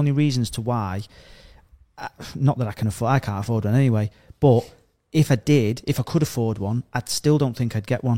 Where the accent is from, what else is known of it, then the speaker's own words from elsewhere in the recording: Stoke-on-Trent, West Midlands, United Kingdom; I'm from Stoke-on-Trent. We're all chavs.